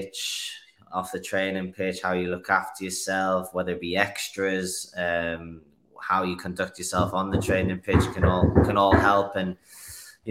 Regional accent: Newcastle upon Tyne, North East England, United Kingdom; moved away as an adult; now in Utah, United States; Born and bred in Newcastle, also known as the Toon

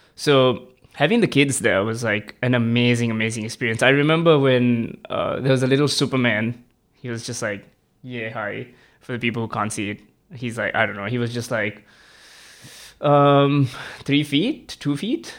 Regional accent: Sri Lanka; moved away as an adult; now in Melbourne, Australia; I'm an international student. I'm originally from Sri Lanka

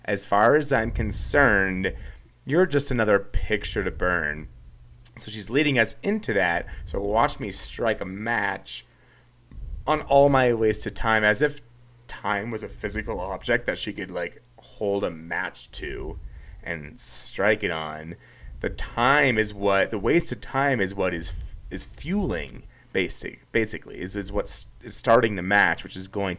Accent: Kansas, United States; I'm from Kansas, born and raised.

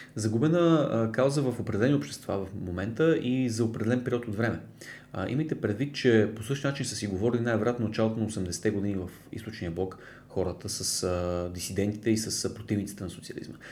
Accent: Bulgaria; съм повече българин, защото съм роден в България, израснал в България, никога не съм живял в Польша

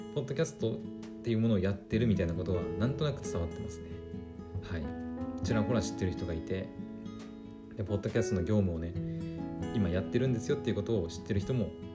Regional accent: Aomori, Japan; 私青森の人間じゃないですか

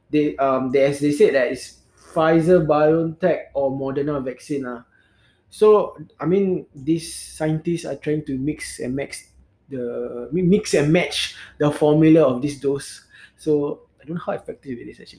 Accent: Singapore; we as a Singaporean

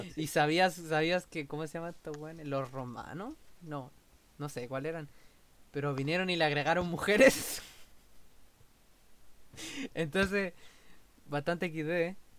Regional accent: Chile; nosotros como chilenos

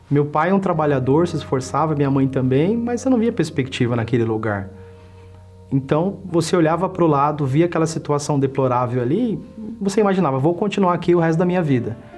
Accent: São Paulo, Brazil; tenho 38 anos, sou bancário e empresário. Eu nasci aqui em São Paulo mesmo.

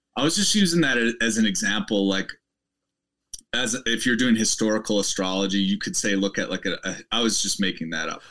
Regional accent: Midwest, United States; moved away as an adult; also born or lived in Boulder, Colorado; I'm from the Midwest

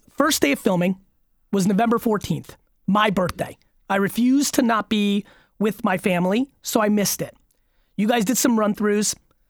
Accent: Belarus; born there; I was born in Belarus.

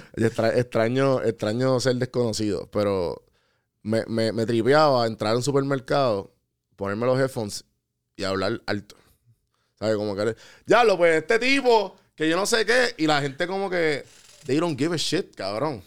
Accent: Puerto Rico; also born or lived in United States; soy boricua

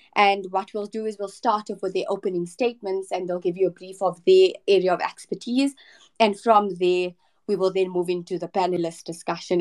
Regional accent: South Africa; I am from South Africa

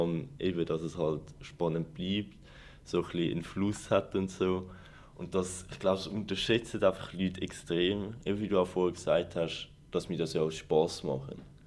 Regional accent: Zurich, Switzerland; ich komme natürlich auch aus Zürich

